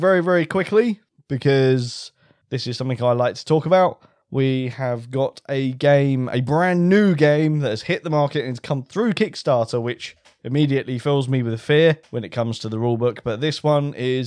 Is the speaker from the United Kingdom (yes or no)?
yes; United Kingdom; We're British